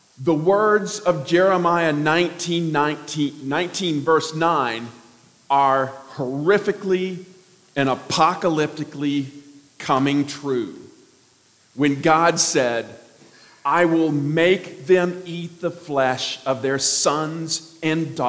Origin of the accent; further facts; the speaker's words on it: Arkansas, United States; I'm from Arkansas